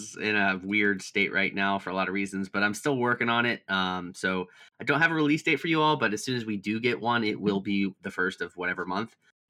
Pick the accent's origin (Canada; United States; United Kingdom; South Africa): United Kingdom; England; Dude, I struggle. I'm an English man.